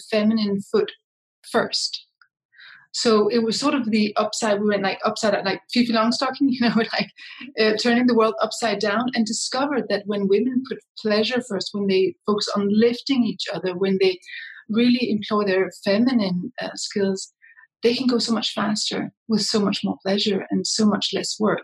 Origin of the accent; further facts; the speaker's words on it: Copenhagen, Capital Region of Denmark, Denmark; moved away; also born or lived in Brussels / New York City; I come from Copenhagen, Denmark, but I have spent most of my life or half of my life outside of Denmark in international environments.